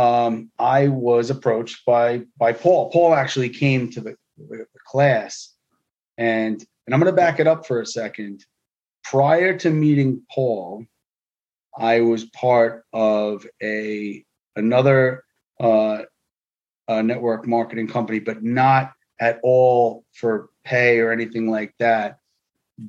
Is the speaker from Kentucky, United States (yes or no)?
no; New York City, New York, United States; I grew up in New York City. I am first generation American